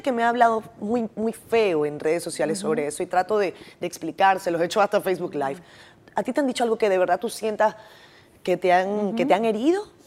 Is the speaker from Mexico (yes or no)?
no; Venezuela; moved away; yo soy venezolana